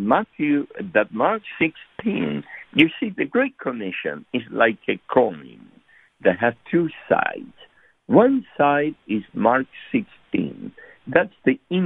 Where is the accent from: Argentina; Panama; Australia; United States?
Argentina; moved away; we are from Argentina originally